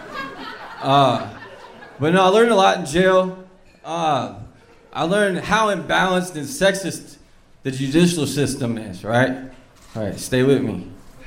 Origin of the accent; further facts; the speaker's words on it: Louisville, Kentucky, United States; I'm from Louisville, Kentucky.